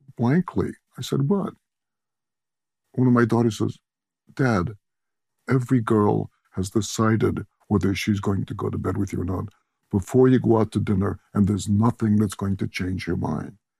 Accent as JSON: {"language": "English", "town": "Chicago", "region": "Illinois", "country": "United States", "tie": "born or raised there", "moved": "yes", "said": "I grew up in Chicago"}